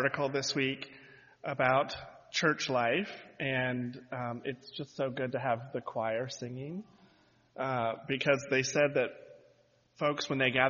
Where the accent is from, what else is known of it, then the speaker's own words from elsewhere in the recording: Charleston, South Carolina, United States; So growing up in Charleston, South Carolina, in the heart of the Bible Belt